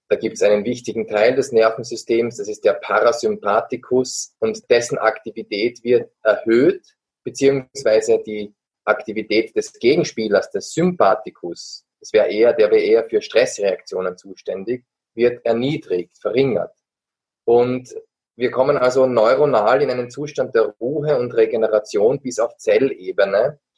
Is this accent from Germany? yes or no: no; Graz, Styria, Austria; Ich bin auch am Waldrand aufgewachsen, allerdings in einem Stadtwald in Graz, am, am Stadtrand.